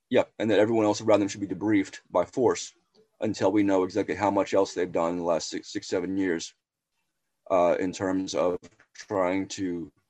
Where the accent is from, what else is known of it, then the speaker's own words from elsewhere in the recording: Texas, United States; I'm from Texas.